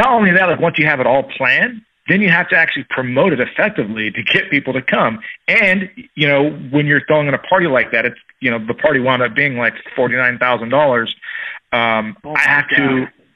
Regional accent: Tacoma, Washington, United States; also born or lived in San Diego, California; came back to my hometown, Tacoma, Washington, which is about 30 miles south

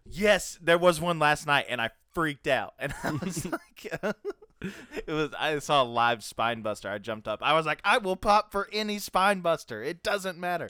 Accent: the South, Tennessee, United States; I'm from the dirty South

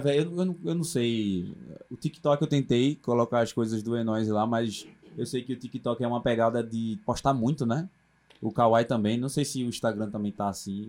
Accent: Recife, Pernambuco, Brazil; eu sou do Ibura

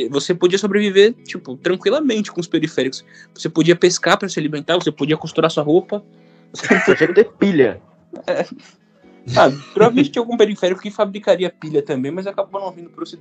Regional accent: Brazil; Então, como eu sou brasileiro, é flop.

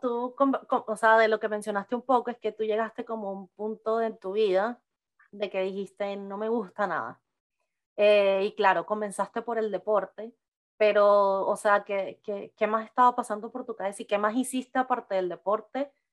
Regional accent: Venezuela; moved away as an adult; yo también salí como a los 22, 23 años de Venezuela

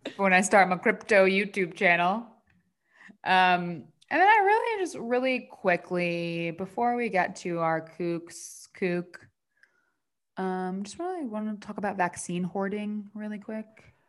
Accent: New Jersey, United States; now in Los Angeles, United States; New Jersey, my home state

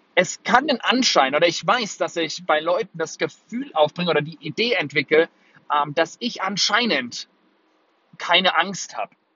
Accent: Würzburg, Bavaria, Germany; also born or lived in Singapore; Würzburg, meine Heimatstadt

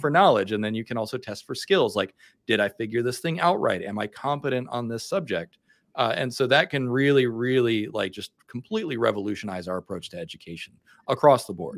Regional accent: the American South, United States; I'm from the American South and we have rednecks here

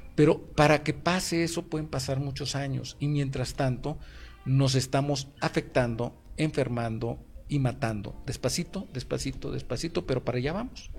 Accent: Mexico

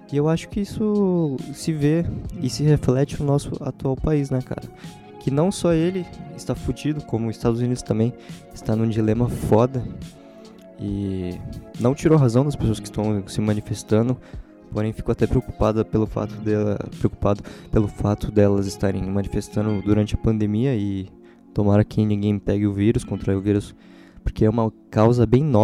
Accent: São Paulo, Brazil; born there; eles usam bastante referência da cidade que eu moro, onde eu nasci, São Paulo.

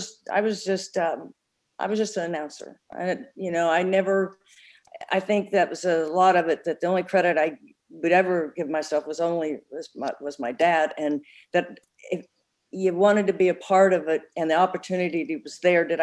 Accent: Tulsa, Oklahoma, United States; being in Tulsa, my hometown

